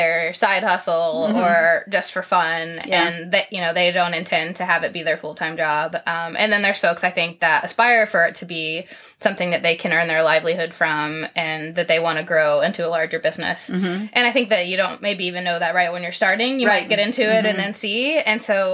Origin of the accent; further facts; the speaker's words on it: Tennessee, United States; moved away as an adult; now in Owako (?), Ohio, United States; I grew up in Tennessee